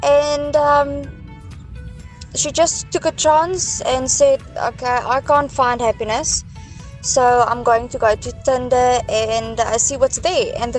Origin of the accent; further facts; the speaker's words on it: Klerksdorp, North West, South Africa; now in Johannesburg, South Africa; it turns out he was from Klerksdorp and we are also from Klerksdorp.